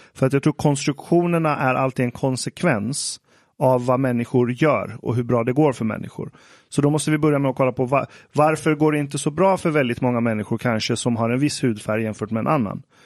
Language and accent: Swedish; Iran; jag som iranier